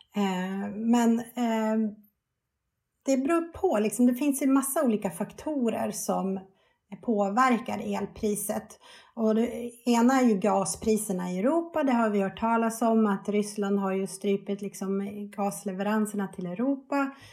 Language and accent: Swedish; Sweden; vi svenskar